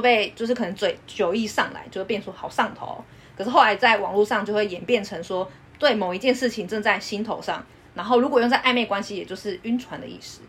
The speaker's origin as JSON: {"language": "Chinese", "country": "Taiwan", "said": "我们台湾人会讲说"}